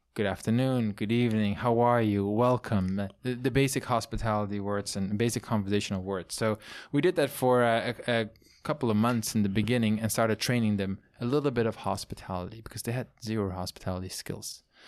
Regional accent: southernmost part of the Netherlands, Limburg, Netherlands; English is a second language; moved away as an adult; also born or lived in France / China / New York; now in Napa Valley, United States; the part where I grew up and was born is the, the most southern, eastern part, which is a hilly part.

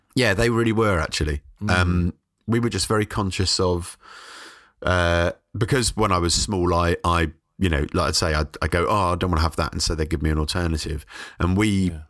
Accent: London, United Kingdom; moved away as an adult; now in Brighton, United Kingdom; I was brought up in South London in Forest Hill

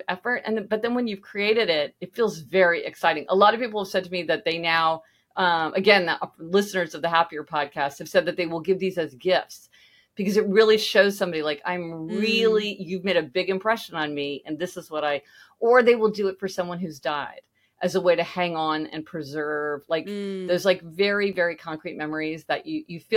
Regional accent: Kansas City, Missouri, United States; moved away; I'm from Kansas City

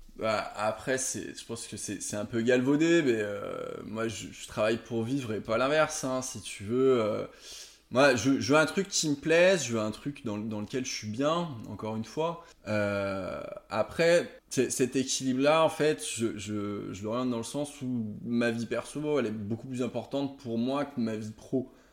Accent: Aix-les-Bains, Auvergne-Rhône-Alpes, France; also born or lived in Chambéry; je viens de Chambéry, j'ai grandi à, à Aix-les-Bains pendant un certain nombre d'années

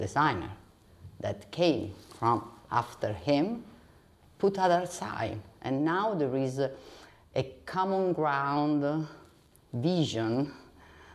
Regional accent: Rome, Lazio, Italy; I come from Rome.

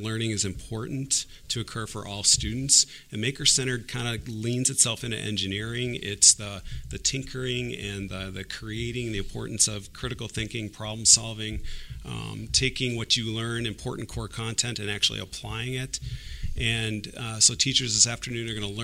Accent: Port Washington, Wisconsin, United States; I was born and raised in Port Washington

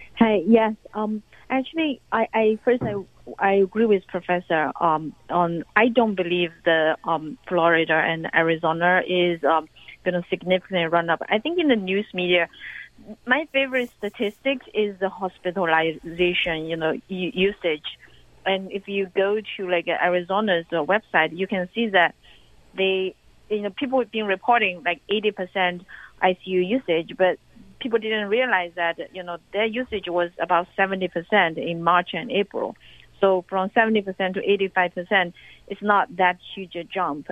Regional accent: China; now in United States; in my hometown, you know, the, every day uh, the uh, every neighborhood have have a government official

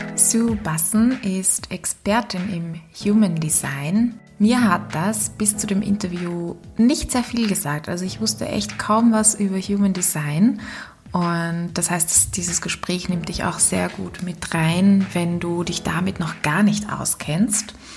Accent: Austria; accent: Austrian; meinen österreichischen Akzent

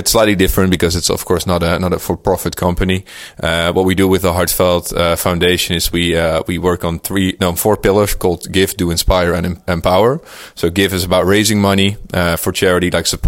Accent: Netherlands; this is my hometown

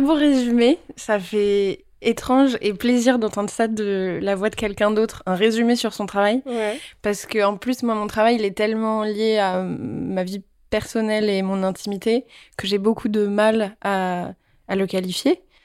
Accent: Paris, Île-de-France, France; also born or lived in Vietnam; je suis rentrée à Paris et donc j'ai eu une enfance parisienne et j'ai vécu dans Paris, dans le 15e.

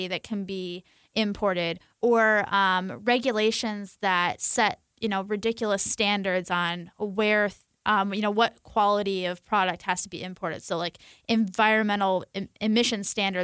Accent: Michigan, United States; And I come from Michigan, a place of folks who are living those kind of middle class livelihoods.

